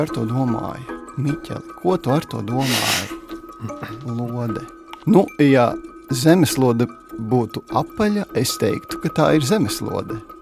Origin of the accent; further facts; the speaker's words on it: Varakļāni, Latvia; moved away; Mans šūpulis ir Varakļānos